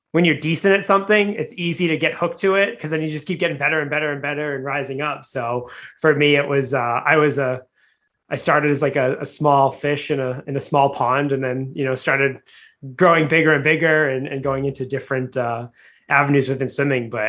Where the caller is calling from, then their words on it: Boston, Massachusetts, United States; I'm coming from Boston. We're getting ready for a snowstorm.